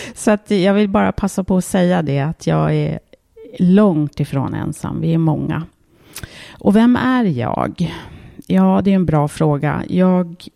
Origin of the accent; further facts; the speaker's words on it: Märsta, Stockholm County, Sweden; den gården där jag växte upp